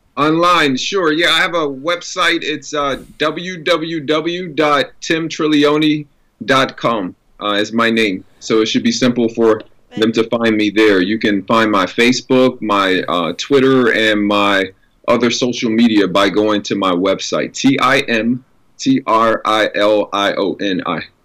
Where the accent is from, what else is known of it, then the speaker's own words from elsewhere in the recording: New Orleans, Louisiana, United States; growing up in New Orleans and in that environment, uh, we were all expected to sing and perform